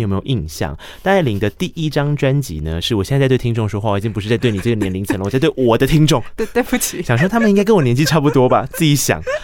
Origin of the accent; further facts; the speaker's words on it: Tainan, Taiwan; 因为毕竟我来自台南，我们的公车是一个半小时一台